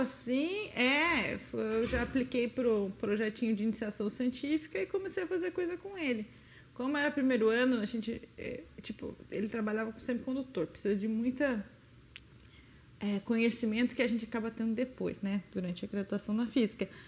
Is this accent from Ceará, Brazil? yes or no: no; Itatiba, São Paulo, Brazil; eu nasci em Itatiba, na cidade do lado de Campinas. E naturalmente quem nasce no interior de São Paulo, próximo a Campinas, a tendência natural é querer entrar na Unicamp. Então, né, eu sempre molecona quis fazer Unicamp